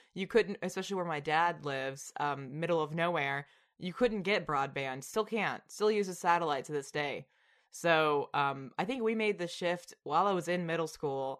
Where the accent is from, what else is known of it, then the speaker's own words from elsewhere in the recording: Tennessee, United States; now in New York, United States; I'm from Tennessee